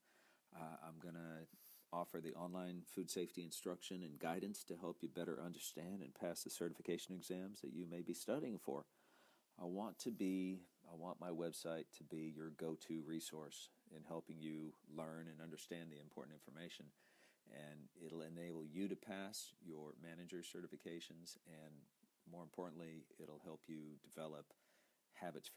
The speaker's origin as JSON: {"language": "English", "town": "Sausalito", "region": "California", "country": "United States", "tie": "born or raised there", "said": "starting as a dishwasher when I was a kid in Sausalito"}